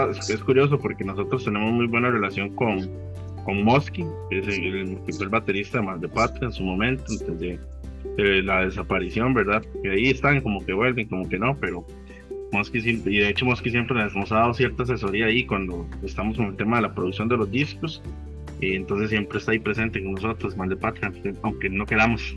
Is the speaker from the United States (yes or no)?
no; Heredia, Costa Rica; yo soy de Heredia